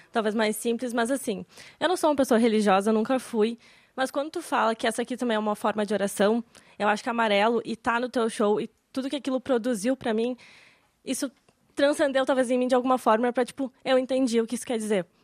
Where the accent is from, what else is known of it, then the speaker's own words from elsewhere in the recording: Porto Alegre, Rio Grande do Sul, Brazil; sou de Porto Alegre, Rio Grande do Sul.